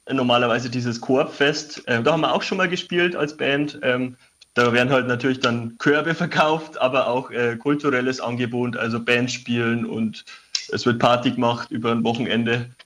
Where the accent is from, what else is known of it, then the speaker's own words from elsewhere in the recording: Schrobenhausen, Bavaria, Germany; Nein, ich bin äh, sogar in Schrobenhausen aufgewachsen. Das ist äh, in der Nähe von München. Ah. Und bin zum Studium nach Coburg gezogen.